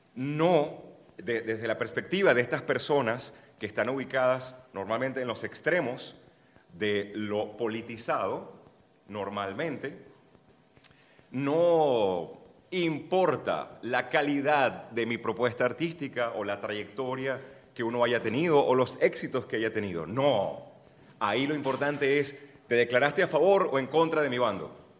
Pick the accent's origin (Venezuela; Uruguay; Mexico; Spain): Venezuela; soy venezolano